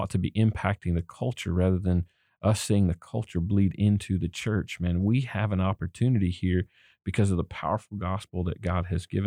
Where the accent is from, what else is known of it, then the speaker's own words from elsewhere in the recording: the South, United States; I grew up in the South